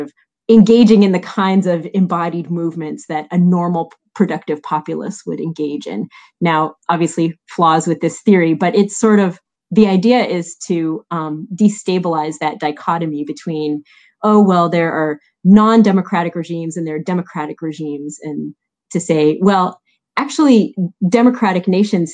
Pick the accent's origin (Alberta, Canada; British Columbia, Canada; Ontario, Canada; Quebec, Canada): Quebec, Canada; Montreal; I'm Canadian, I'm from Montreal.